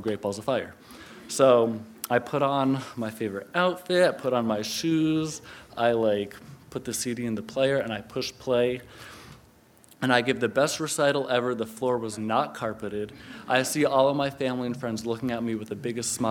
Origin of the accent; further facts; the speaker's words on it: Connecticut, United States; I'm from Connecticut.